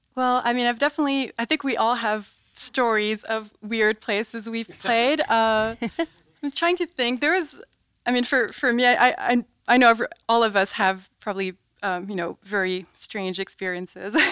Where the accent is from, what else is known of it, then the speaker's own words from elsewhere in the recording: France; also born or lived in New York; now in United States; growing up in France